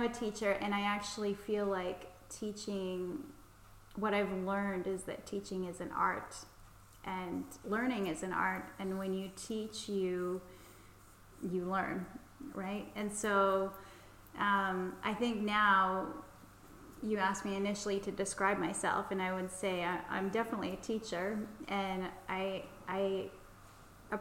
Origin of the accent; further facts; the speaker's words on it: British Columbia, Canada; moved away as an adult; also born or lived in Holland / Montreal / Los Angeles / Vancouver; now in Paris, France; I'm from British Columbia, which is the west coast of Canada